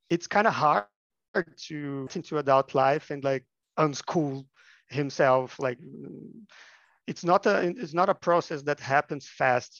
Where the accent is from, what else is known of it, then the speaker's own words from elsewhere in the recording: Minas Gerais, Brazil; I'm from Minas Gerais, which is a state of Brazil